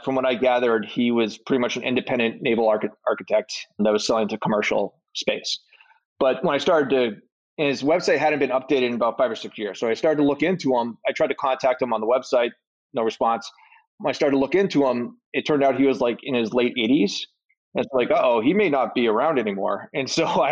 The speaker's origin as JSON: {"language": "English", "town": "Boston", "region": "Massachusetts", "country": "United States", "said": "I'm from Boston"}